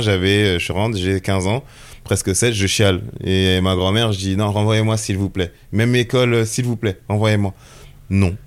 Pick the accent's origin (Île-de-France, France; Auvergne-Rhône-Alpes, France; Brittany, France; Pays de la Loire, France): Île-de-France, France; Melun; also born or lived in Togo; je suis né ici à Melun